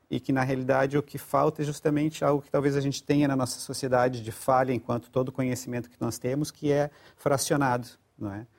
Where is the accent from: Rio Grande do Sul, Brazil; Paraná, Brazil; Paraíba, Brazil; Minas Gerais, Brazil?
Rio Grande do Sul, Brazil; moved away as an adult; now in Portugal; Rio Grande do Sul. Uhum. Mas já estou em Portugal há 20 anos